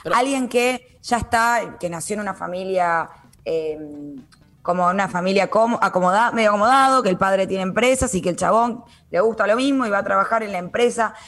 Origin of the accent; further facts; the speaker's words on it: Buenos Aires, Argentina; Yo, por ejemplo, nací en Capital Federal, todo lo que vos quieras, siempre viví ahí